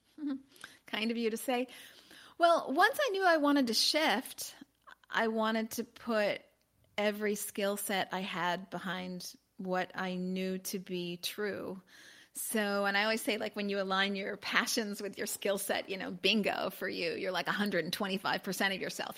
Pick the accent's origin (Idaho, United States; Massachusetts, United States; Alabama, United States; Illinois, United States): Illinois, United States; Chicago; also born or lived in Los Angeles; I'm originally from Chicago, although I am in Los Angeles today